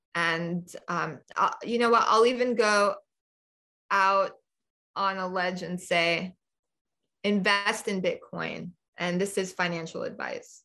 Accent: New York City, New York, United States; now in Nevada, United States; I grew up in New York City

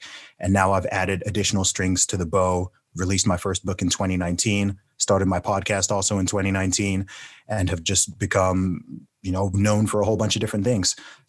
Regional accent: United Kingdom; accent: American; So anyone who's wondering why I'm British, but when I talk and when I rap, I sound more American.

